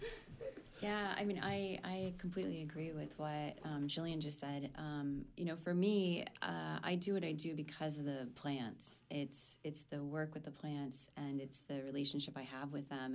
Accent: Maine, United States; I pretty much spent my growing up in Maine.

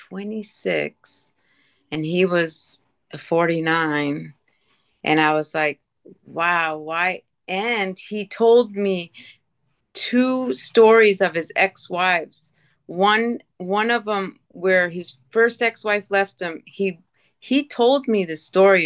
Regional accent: Eskasoni, Cape Breton Island, Nova Scotia, Canada; also born or lived in Sydney, Nova Scotia; it's a reservation called Esksoni. It's the largest Mi'kmaq reservation in the world

